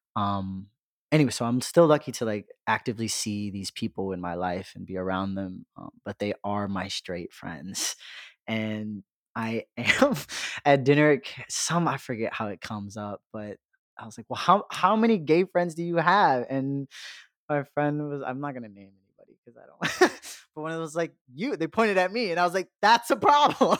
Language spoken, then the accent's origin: English; Chicago, Illinois, United States; born and raised in Chicago, mainly on the South, Southwest side